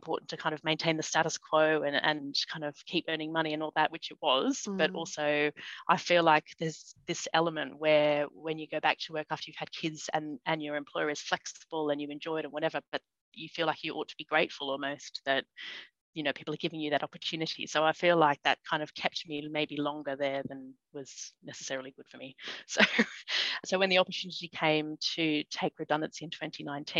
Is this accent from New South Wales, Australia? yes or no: yes; Sydney, New South Wales, Australia; moved away as an adult; also born or lived in Sutherland Shire, Australia / Taree, Australia; now in London, United Kingdom; we moved back to Sydney with mum. We lived with my aunt and uncle, actually, in the eastern suburbs of Sydney. And I, spent my childhood there and went to university there.